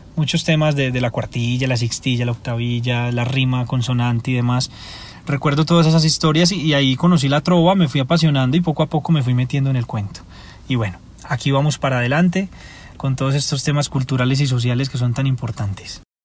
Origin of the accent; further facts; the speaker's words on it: Medellín, Antioquia, Colombia; Soy de Medellín y he representado a mi ciudad